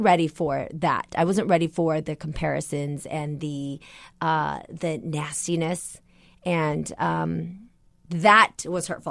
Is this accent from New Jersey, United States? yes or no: no; San Jose, California, United States; a girl from San Jose, California, on, you know, a, a, a very, like, low-income household, neighborhood